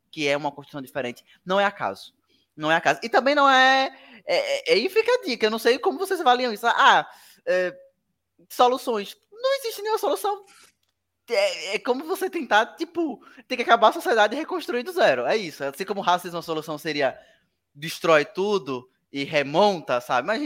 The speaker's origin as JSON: {"language": "Portuguese", "region": "Northeast Region", "country": "Brazil", "said": "a gente é do Nordeste"}